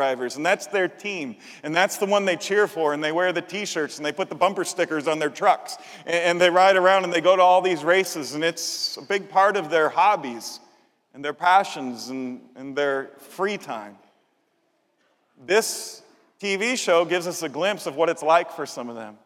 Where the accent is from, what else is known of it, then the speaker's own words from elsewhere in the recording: Chicago, Illinois, United States; I'm from Chicago